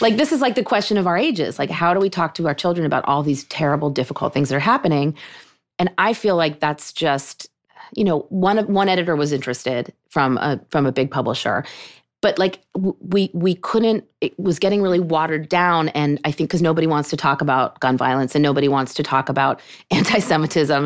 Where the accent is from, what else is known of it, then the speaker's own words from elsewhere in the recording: Pittsburgh, Pennsylvania, United States; moved away as an adult; also born or lived in Vermont; now in New York, United States; I grew up in Pittsburgh. That was my synagogue